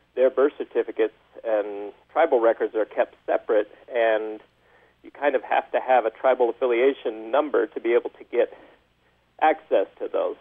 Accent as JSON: {"language": "English", "region": "California", "country": "United States", "tie": "born or raised there", "moved": "as an adult", "lives_now": "Bountiful, United States", "said": "I grew up in California and then came to Utah for a job"}